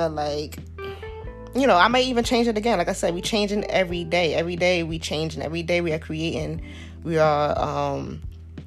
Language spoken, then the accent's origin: English; New York City, New York, United States; I'm from Southside, Jamaica, Queens